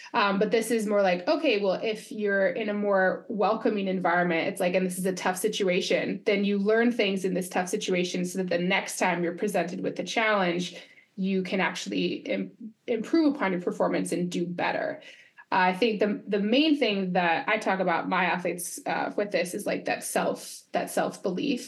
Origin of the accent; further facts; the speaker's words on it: Quebec, Canada; I'm from Quebec region